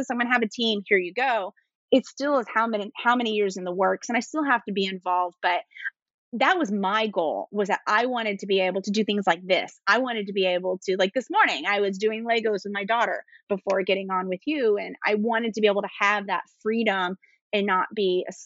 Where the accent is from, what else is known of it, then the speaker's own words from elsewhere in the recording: East Coast, United States; I talk really fast. I'm from the East Coast.